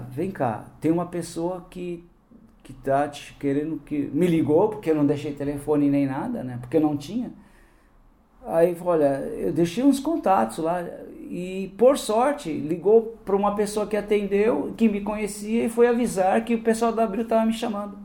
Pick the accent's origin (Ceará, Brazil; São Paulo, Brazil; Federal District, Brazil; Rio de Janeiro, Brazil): São Paulo, Brazil; also born or lived in Campo Grande, Mato Grosso do Sul; toda a minha vida tenha sido aqui em São Paulo